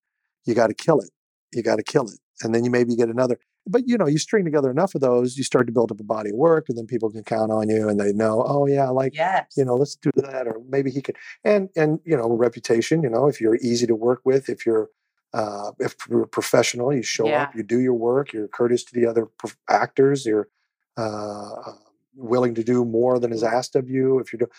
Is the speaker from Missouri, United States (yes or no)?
yes; Kansas City, Missouri, United States; I've used what little celebrity I have to do wonderful things in my hometown of Kansas City.